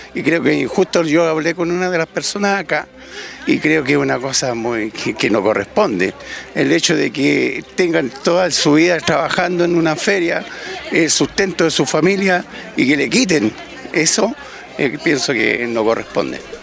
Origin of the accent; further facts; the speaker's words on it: Santiago, Santiago Metropolitan Region, Chile; yo soy de Santiago